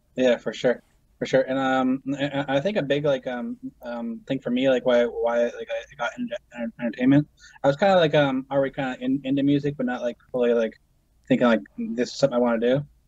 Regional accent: Brantford, Ontario, Canada; also born or lived in Paris, Ontario; I was born in Brantford

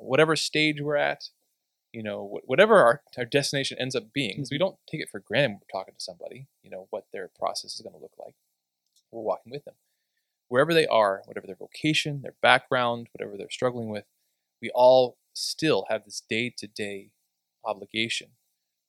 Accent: Southeastern Ohio, United States; moved away as an adult; now in Perrysburg, United States; we grew up in South, Eastern Ohio in different locations

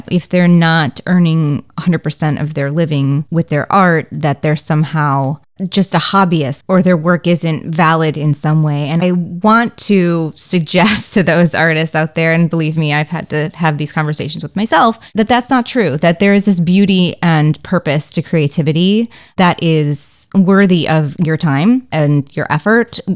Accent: Racine, Wisconsin, United States; moved away as an adult; also born or lived in Syracuse / New York / Los Angeles; I grew up in Racine, Wisconsin

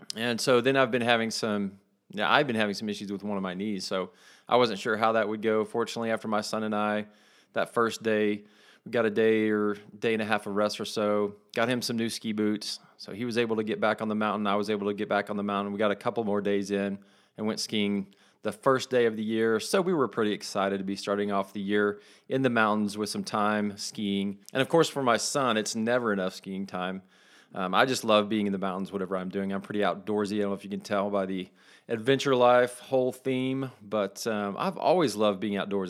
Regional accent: West Texas, United States; I call where I grew up in West Texas the belt buckle of the Bible Belt

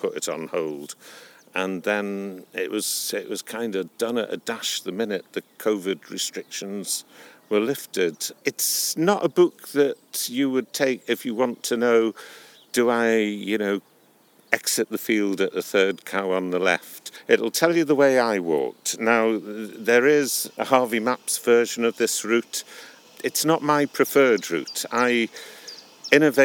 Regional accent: Newcastle upon Tyne, North East England, United Kingdom; also born or lived in Leeds / Upper Wensleydale / Hawes; now in Durham, United Kingdom; I'm a Geordie by birth. I spent a few years in Leeds and a few more years in Upper Wensleydale, and now I live in Durham

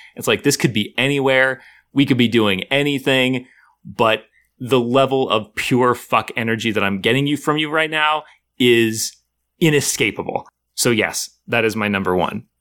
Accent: United States; I grew up in America.

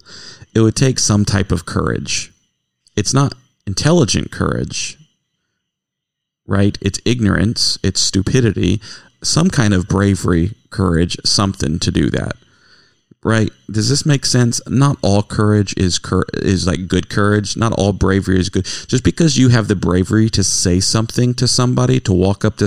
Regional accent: United States; We love being Americans

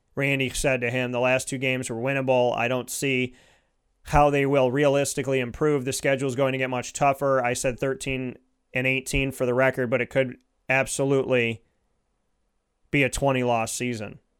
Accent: Syracuse, New York, United States; I was born and raised in Syracuse.

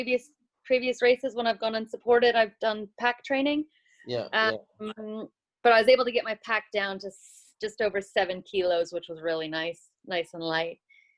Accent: New Zealand; So what happens when I run as a Kiwi, exactly.

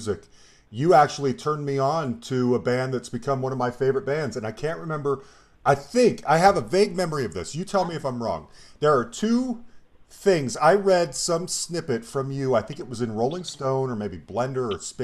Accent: Colorado, United States; I'm from Colorado

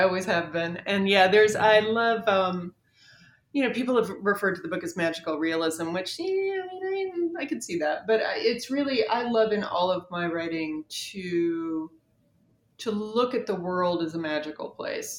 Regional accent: North Carolina, United States; I am from North Carolina.

